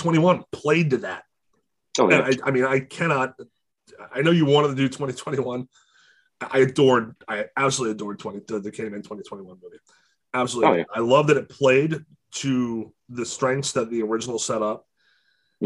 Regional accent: Baltimore, Maryland, United States; I grew up in Baltimore, like in the city, in the shitty parts

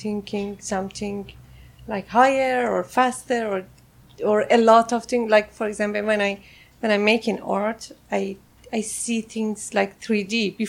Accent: Tehran, Tehran Province, Iran; accent: Farsi; English is a second language; moved away as an adult; also born or lived in Malaysia; I was born in Tehran, Iran. In Tehran, okay, Iran, okay. And I left Iran 2009. So I grew up there. I went to university.

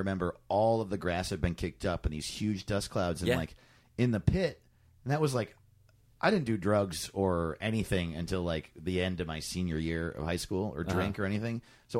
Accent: Orange County, New York, United States; moved away; I grew up in Orange County, New York.

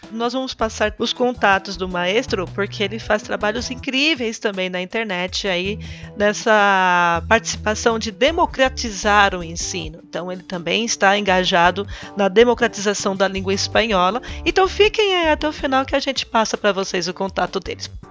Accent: Brazil; Aqui no Brasil

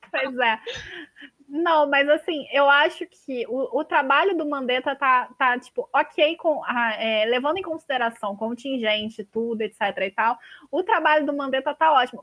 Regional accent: Rio de Janeiro, Brazil; Eu sou do Rio de Janeiro

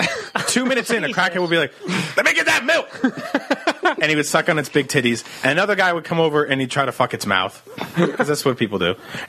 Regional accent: New Jersey, United States; I grew up in New Jersey.

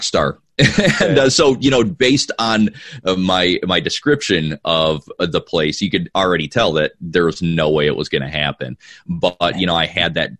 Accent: Watertown, New York, United States; now in Georgia, United States; I'm personally from Watertown up by Syracuse

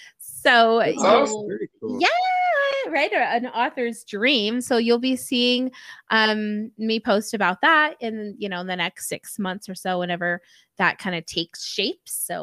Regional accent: Utah, United States; I'm from Utah, so I'm just, yeah, I've been on the West Coast.

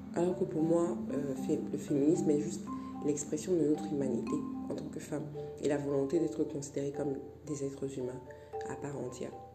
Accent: Cameroon; je suis camerounaise

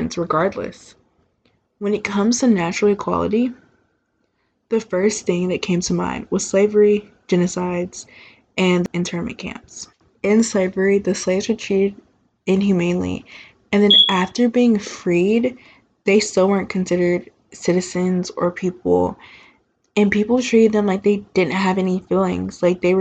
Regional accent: Texas, United States; I'm from Texas

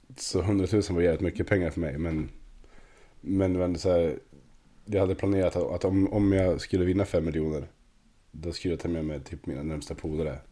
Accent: Östersund, Jämtland, Sweden; jag är från Torvalla, gillar Torvalla

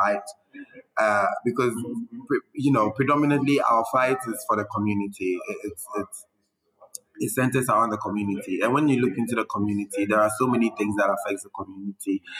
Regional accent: Ghana; we grew up in Ghana. We know how Ghanaians think

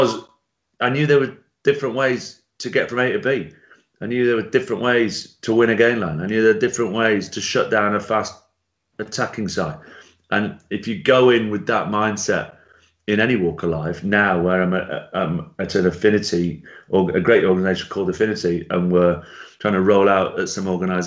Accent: Lancashire, North West England, United Kingdom; also born or lived in Italy; I grew up in Italy for the first 5 years. So I was just brought up in a little Lancastrian village

